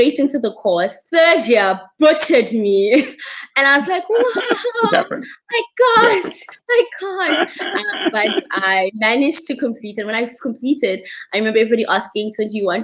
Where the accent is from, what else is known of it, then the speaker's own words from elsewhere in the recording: Bloemfontein, Free State, South Africa; I come from the humble but awesome place called Bloemfontein in the Free State. I am a Free State girl and actually also grew up on a farm